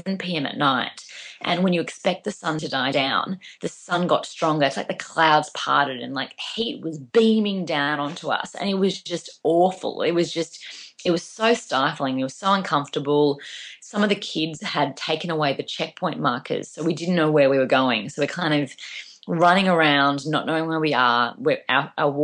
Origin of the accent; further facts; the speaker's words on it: Melbourne, Victoria, Australia; I come from Australia